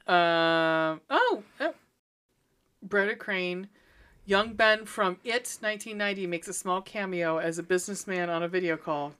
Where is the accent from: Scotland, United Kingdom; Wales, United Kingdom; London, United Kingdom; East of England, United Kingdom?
Scotland, United Kingdom; moved away; I'm Scottish